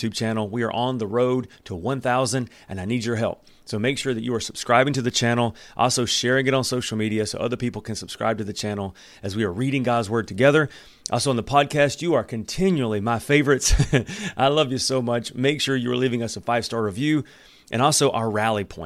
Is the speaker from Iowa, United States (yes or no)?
no; Alabama, United States; moved away; where I come from Alabama